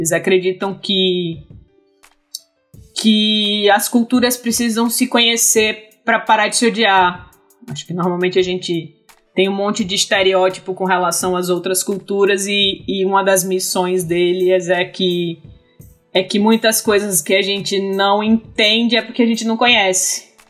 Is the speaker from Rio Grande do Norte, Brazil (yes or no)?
yes; Fernando Pedroza, Rio Grande do Norte, Brazil; moved away as an adult; also born or lived in Natal, Brazil; now in London, United Kingdom; eu sou, eu sou do Rio Grande do Norte também. Sou de uma cidadezinha no interior chamada Fernando Pedrosa, pequenininha, de 3 mil e poucos habitantes.